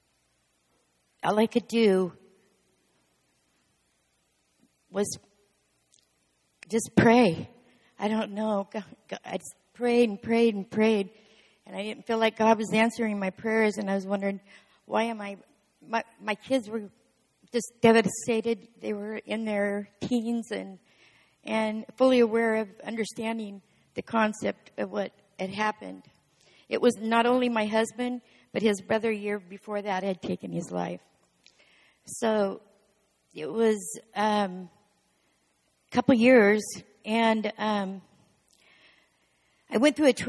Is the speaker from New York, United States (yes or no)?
no; Eastern Oregon, United States; I grew up in Eastern Oregon